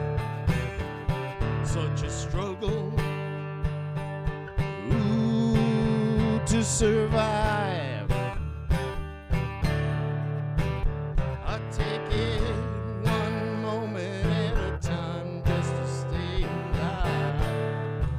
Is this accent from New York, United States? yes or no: no; Boston, Massachusetts, United States; moved away as an adult; also born or lived in Michigan; now in Maine, United States; I grew up in Boston and lived all over the place. Spent a lot of time in Michigan and on the road, but came back to Boston eventually, and then we moved up to Maine.